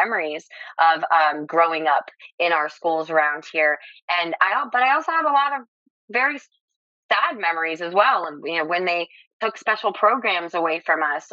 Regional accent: Lee County, Southwest Florida, United States; I'm actually an eighth generation Floridian. I was born and raised right here in Lee County, and which is in the Southwest Florida area.

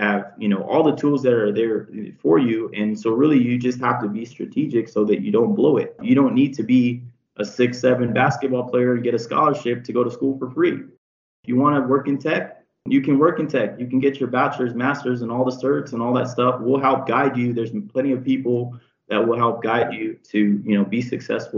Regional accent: San Diego, California, United States; I'm from San Diego. I'm Mexican and Filipino

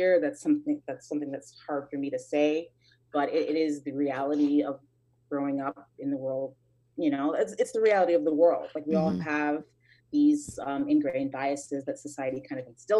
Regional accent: Chicago, Illinois, United States; I was born in Chicago and put up for adoption, I believe, when I was around 2 years old

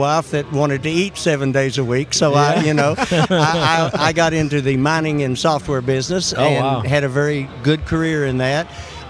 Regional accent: Houston, Texas, United States; born there; also born or lived in West Virginia / Kentucky; I was born in Houston, Texas, but my dad was in the mining business.

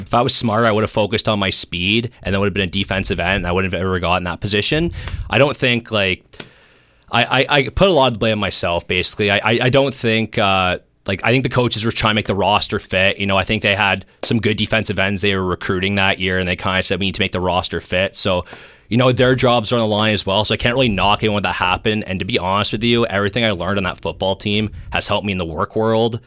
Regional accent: Golden Horseshoe, Ontario, Canada; I was from the Golden Horseshoe area

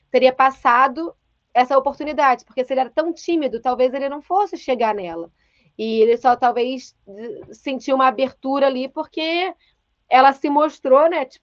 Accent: Salvador, Bahia, Brazil; E eu sou de Salvador e ele é do Rio, mas mora em BH.

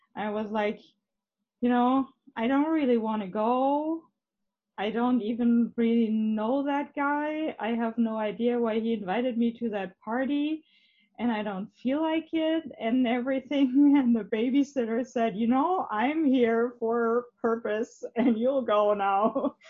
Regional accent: Hamburg, Germany; English is a second language; we're both from Hamburg, at least from

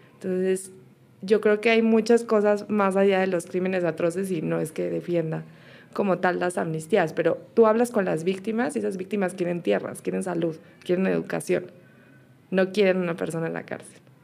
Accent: Mexico; now in Colombia; Yo todavía soy mexicana

